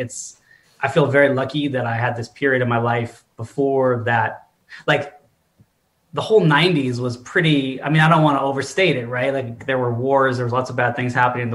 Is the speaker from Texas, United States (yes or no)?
no; Westchester County, New York, United States; moved away; I grew up in Westchester County, New York, north of New York City in the 90s